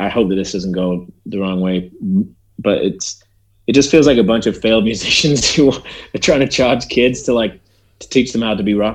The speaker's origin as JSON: {"language": "English", "town": "Leyland", "region": "North West England", "country": "United Kingdom", "tie": "born or raised there", "also_born_or_lived": "Aberdeen, Scotland / Heysham, Lancashire / Brighton / New York", "moved": "as an adult", "said": "I was born in Scottish land, in Aberdeen. But which is in the way, way, way northeast corner of Scotland. But I actually grew up, half of my youth was spent in Heysham in Lancashire. And then the second half was in Leyland in Lancashire. So I'm a Lancashire boy."}